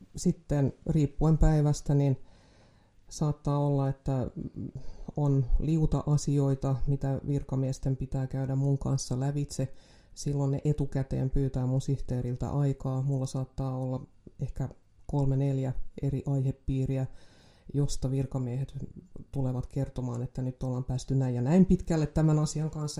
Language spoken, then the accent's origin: Finnish; Jakobstad, Ostrobothnia, Finland; olen syntynyt Pietarsaaressa